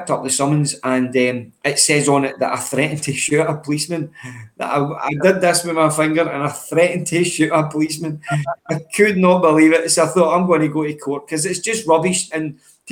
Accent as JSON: {"language": "English", "town": "Cumbernauld", "region": "Scotland", "country": "United Kingdom", "tie": "born or raised there", "also_born_or_lived": "Maryhill, Glasgow", "said": "So I grew up in Cumbernauld, originally born in Maryhill, but grew up in Cumbernauld"}